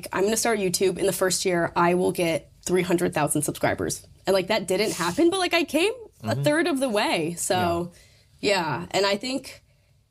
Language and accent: English; Troy, United States; moved away as an adult; now in New York, United States; it's like kind of my hometown